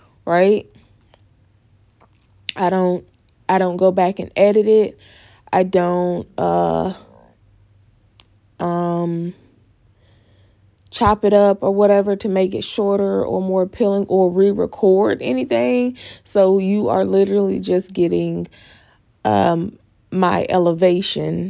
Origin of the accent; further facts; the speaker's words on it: the South, United States; accent: southern; my southern accent